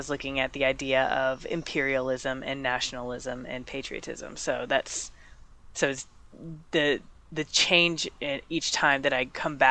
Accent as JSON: {"language": "English", "country": "United States", "said": "I'm American"}